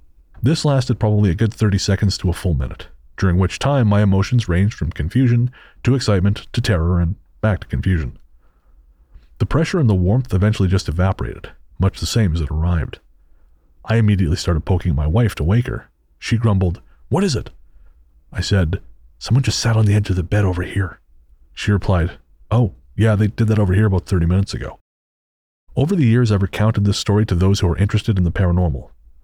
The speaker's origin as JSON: {"language": "English", "region": "Tennessee", "country": "United States", "tie": "born or raised there", "said": "But I grew up in Northeast Tennessee."}